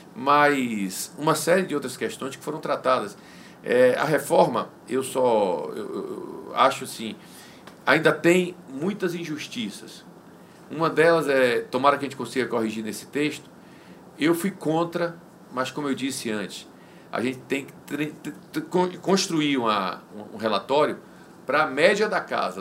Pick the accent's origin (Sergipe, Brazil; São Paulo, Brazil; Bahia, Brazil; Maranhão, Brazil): Bahia, Brazil; Guanambi; also born or lived in Salvador; Eu sou nordestino, eu sou baiano